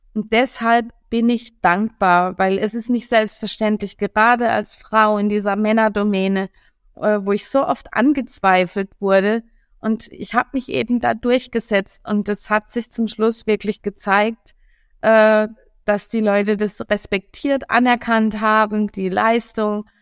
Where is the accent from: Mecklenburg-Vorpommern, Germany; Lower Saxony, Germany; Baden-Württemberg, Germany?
Baden-Württemberg, Germany; Karlsruhe; moved away as an adult; also born or lived in Hamburg; now in Berlin, Germany; Ich bin aus Karlsruhe, genau, ja. gebürtige Karlsruherin.